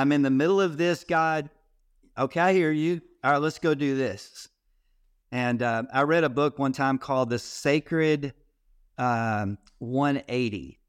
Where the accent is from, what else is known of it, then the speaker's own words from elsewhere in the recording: Texas, United States; I grew up in Texas